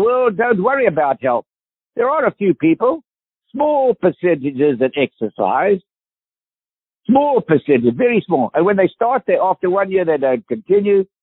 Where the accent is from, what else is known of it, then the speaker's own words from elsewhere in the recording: South Africa; accent: South African; South African accent